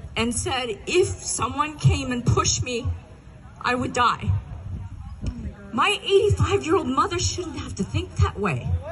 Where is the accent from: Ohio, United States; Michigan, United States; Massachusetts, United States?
Ohio, United States; when I was growing up in Ohio.